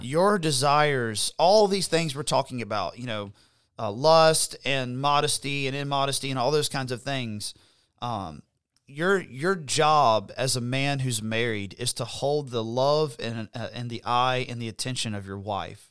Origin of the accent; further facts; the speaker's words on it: Florida Panhandle, United States; also born or lived in Alabama; now in South Carolina, United States; I grew up in the Panhandle of Florida, which is very conservative